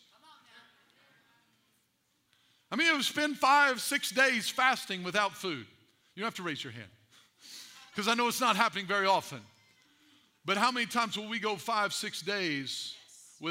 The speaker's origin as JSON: {"language": "English", "town": "Albion", "region": "Illinois", "country": "United States", "tie": "born or raised there", "said": "I was raised in Edwards County, Albion, Illinois, and we loved us some pigs in Albion"}